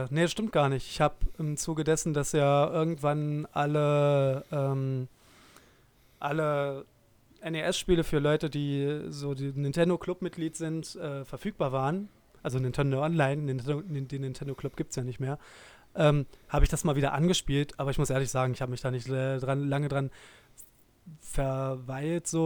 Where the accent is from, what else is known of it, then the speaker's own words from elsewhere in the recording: Dresden, Saxony, Germany; kleine Anekdote aus meiner Zeit in meiner alten Heimatstadt Dresden